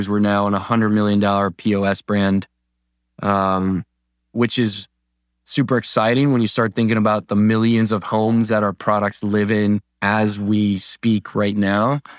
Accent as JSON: {"language": "English", "country": "Colombia", "moved": "yes", "lives_now": "Michigan, United States", "said": "I immigrated from Colombia to a small town in Michigan"}